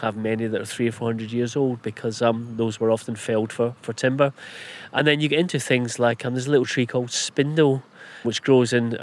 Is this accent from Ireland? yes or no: no; Scotland, United Kingdom; being Scottish